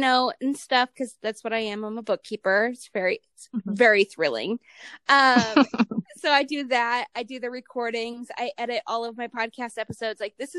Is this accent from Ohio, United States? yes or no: yes; Ohio, United States; moved away; also born or lived in Nevada / Utah; I'm from Ohio originally